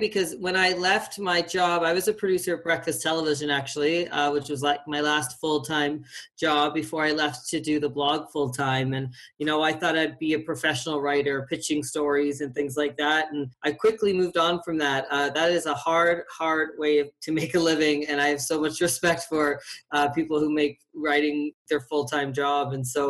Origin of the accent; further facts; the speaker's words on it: Atlantic Canada, Canada; now in Calgary, Canada; Well, like most people that live in Calgary, I'm from Atlantic Canada. I moved here 13 years ago, which is incredible.